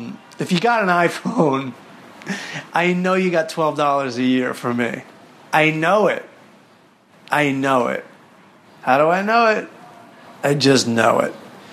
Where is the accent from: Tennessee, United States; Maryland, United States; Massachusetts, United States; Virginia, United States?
Maryland, United States; If it's anything like the show Bloodline, it seems a lot like my hometown of Southern Maryland.